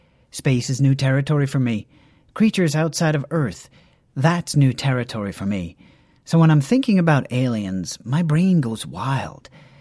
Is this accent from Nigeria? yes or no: yes; Nigeria; Being Nigerian, being Igbo in particular, that's a big deal. That's something my own people have struggled with.